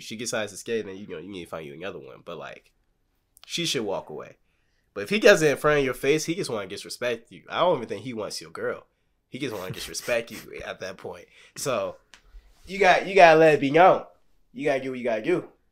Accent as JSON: {"language": "English", "region": "Texas", "country": "United States", "said": "I'm from Texas."}